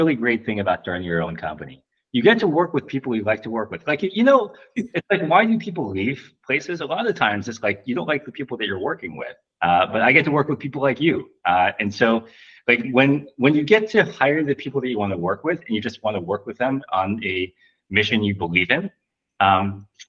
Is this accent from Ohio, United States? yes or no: yes; Ohio, United States; born or raised there; moved away